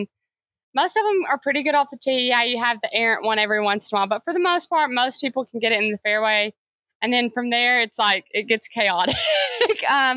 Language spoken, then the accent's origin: English; Kentucky, United States; moved away; also born or lived in Alabama; We grew up in Kentucky, went to Alabama.